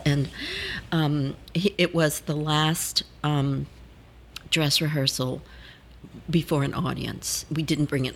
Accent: New Orleans, Louisiana, United States; I was born in New Orleans

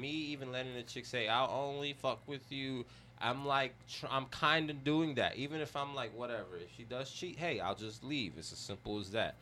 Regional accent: New York City, New York, United States; I'm half Chinese, but I grew up in the Bronx

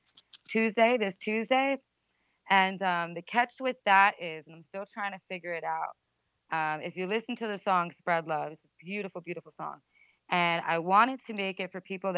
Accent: Rockaway, New Jersey, United States; I'm originally from Rockaway, New Jersey

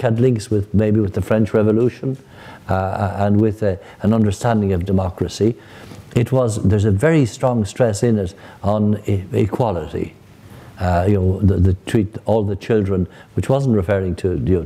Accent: Dublin, Leinster, Ireland; moved away as an adult; also born or lived in Rome, Italy; I grew up in Ballyfermot in the very beginning

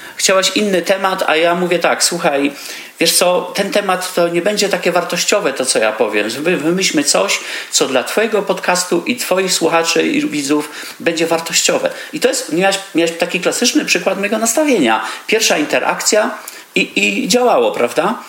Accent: Poland; moved away as an adult; also born or lived in Vienna, Austria; wyjechałem z Polski, jako taki ciemny chłopaczek

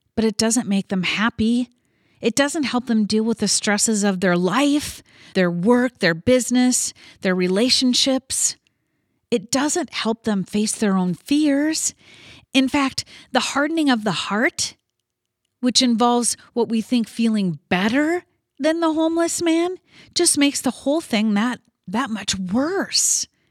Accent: Midwest, United States; I was born and raised in the Midwest

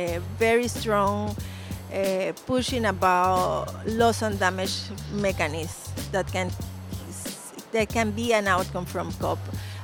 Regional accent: Caribbean coast of Nicaragua, Nicaragua; I'm Indigenous Miskito from the Caribbean coast of Nicaragua

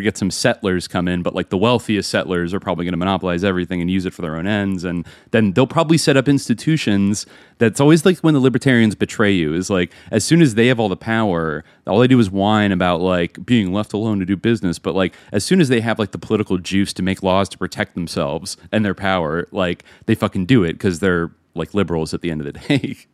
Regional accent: Bay Area, California, United States; now in Los Angeles, United States; growing up in the Bay Area

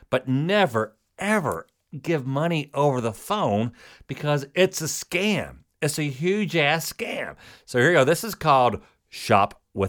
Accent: Kentucky, United States; I'm from Kentucky.

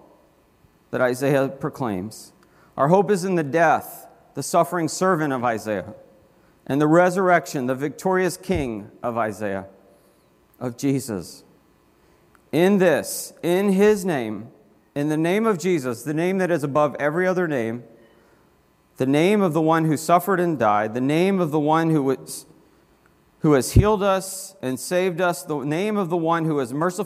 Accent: Florida, United States; I grew up in Florida

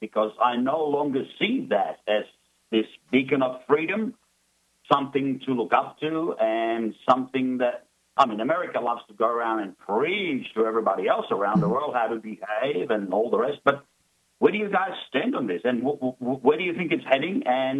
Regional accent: Czechia; now in Australia; I'm originally from Czech Republic, and before we migrated from Czech Republic to Australia

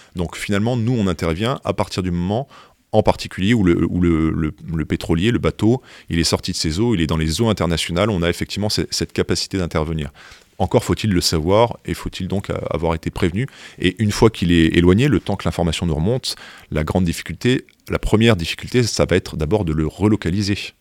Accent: France; on est français

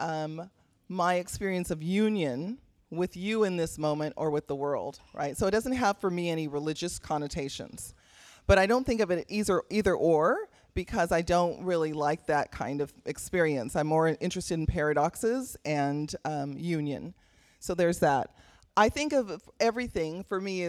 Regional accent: Belize; now in Sacramento, United States; I'm also an immigrant. I'm a Caribbean woman, so I'm from Belize.

